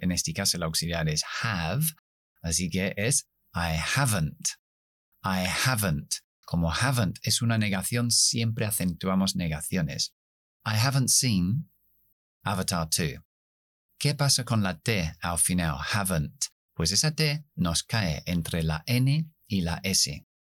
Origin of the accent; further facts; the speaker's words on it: United Kingdom; accent: non-rhotic British; Spanish is a second language; yo no pronuncio la R al final, soy británico